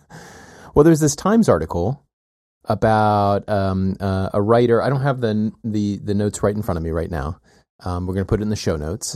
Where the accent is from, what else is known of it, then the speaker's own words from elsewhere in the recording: the South, United States; moved away; I grew up with in the South